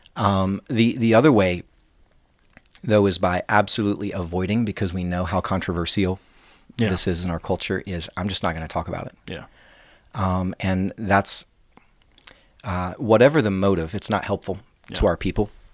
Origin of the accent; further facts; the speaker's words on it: Sod, West Virginia, United States; moved away as an adult; now in Morgantown, United States; I'm, I'm from Lincoln County, West Virginia, born and raised